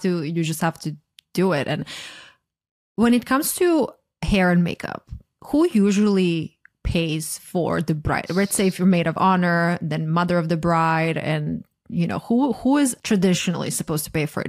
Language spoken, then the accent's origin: English; Croatia; moved away as an adult; now in United States; I'm from Croatia, and at least when I was growing up there